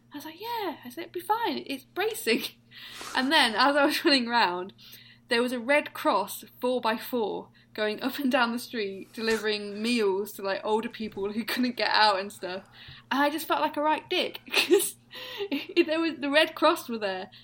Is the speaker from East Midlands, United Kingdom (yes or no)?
yes; East Midlands, United Kingdom; I'm the Beast from the East Midlands